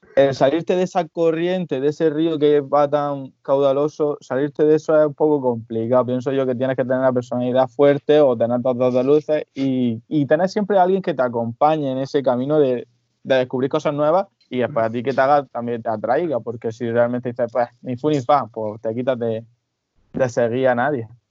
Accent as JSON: {"language": "Spanish", "town": "Almería", "region": "Andalusia", "country": "Spain", "said": "el Almería es, el equipo de mi ciudad"}